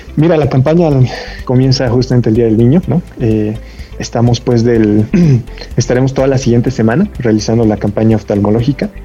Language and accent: Spanish; Bolivia; como buen boliviano